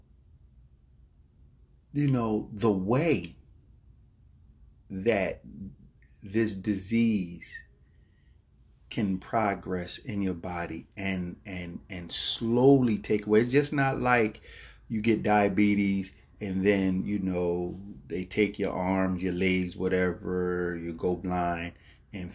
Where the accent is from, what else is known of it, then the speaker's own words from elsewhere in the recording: Philadelphia, Pennsylvania, United States; growing up in Philadelphia, North Philadelphia, there I was, a teenager, grew up in the Richmond Island Projects